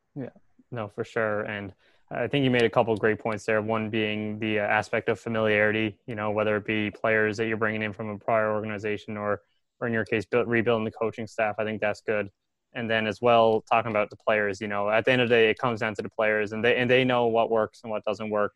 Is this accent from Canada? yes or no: yes; Newfoundland and Labrador, Canada; I'm from Newfoundland